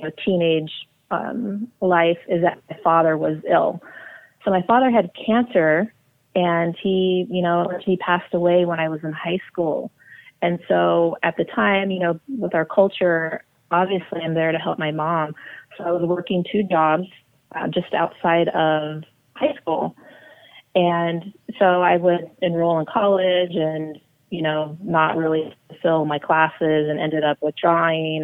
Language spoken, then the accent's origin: English; Orange County, California, United States; first language English; when I was born in Orange County, is initially they didn't teach me Spanish because of all the discrimination they had experienced. At the time, they didn't want me to have an accent. And so I grew up learning English.